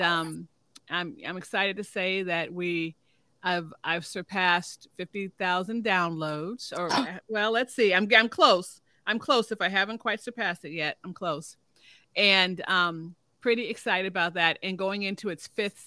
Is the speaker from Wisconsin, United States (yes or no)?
no; Chicago, Illinois, United States; moved away as an adult; also born or lived in Gary, Indiana / Dallas, Texas / Detroit, Michigan / Austin, Texas; now in Oklahoma, United States; I'm a Chicago girl. I'm originally from Chicago, south side of Chicago